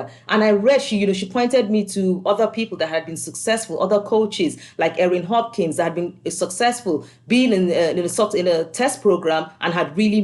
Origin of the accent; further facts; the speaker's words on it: Nigeria; moved away as an adult; also born or lived in Scotland; now in United States; I grew up in Nigeria before I moved to Scotland